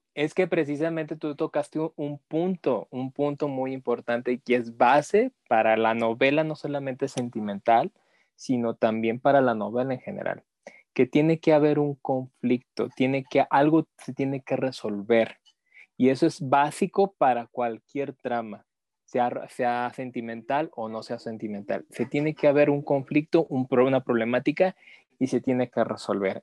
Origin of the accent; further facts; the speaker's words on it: Mexico; como mexicanos